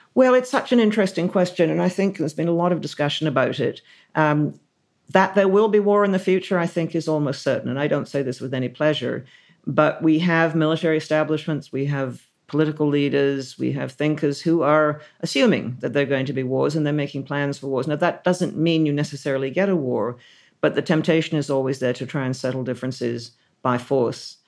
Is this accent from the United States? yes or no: no; Canada; now in United Kingdom; as a Canadian